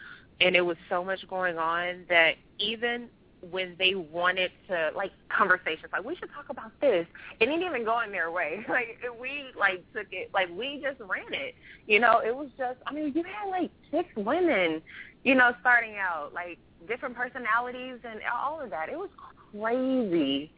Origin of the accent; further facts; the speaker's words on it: the South, United States; I love being a wife. I'm from the South.